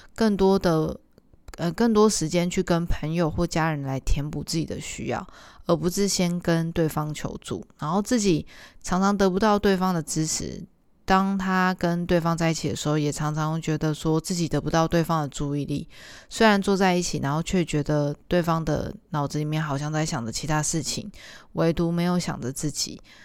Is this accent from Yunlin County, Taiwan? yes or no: no; Tainan, Taiwan; 我以前小时候的时候住在中西区，台南的中西区